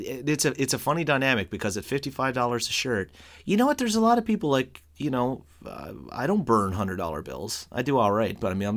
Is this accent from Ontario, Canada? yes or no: no; Newfoundland and Labrador, Canada; moved away; As a Newfoundlander